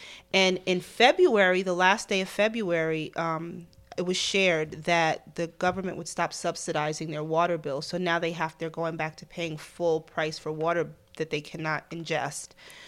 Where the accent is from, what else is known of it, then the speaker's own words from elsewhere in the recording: New York City, New York, United States; So I guess because I'm a New Yorker, it took a minute.